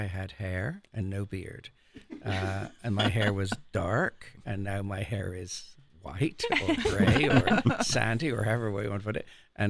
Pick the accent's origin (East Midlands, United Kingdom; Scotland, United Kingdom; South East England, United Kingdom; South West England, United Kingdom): South West England, United Kingdom; now in United States; I'm from Cornwall, which is in the southwest of England. Little Celtic enclave.